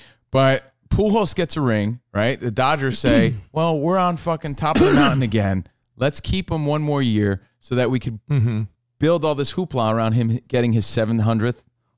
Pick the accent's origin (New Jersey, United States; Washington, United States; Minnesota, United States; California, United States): New Jersey, United States; Union; now in Los Angeles, United States; We're in L.A., but we're from the East Coast. Union, New Jersey.